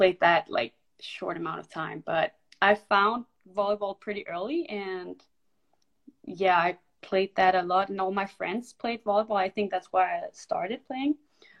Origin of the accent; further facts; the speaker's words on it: Denmark; moved away as an adult; I am from Denmark. I am 22 years old, and so I went to the United States last year, 2 years ago, I think